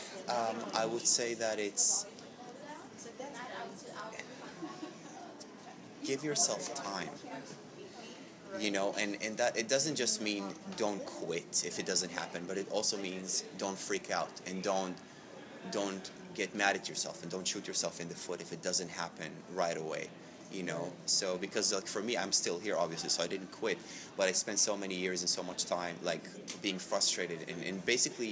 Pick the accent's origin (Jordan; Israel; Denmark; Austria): Israel; moved away as an adult; also born or lived in New York; now in Los Angeles, United States; growing up in Israel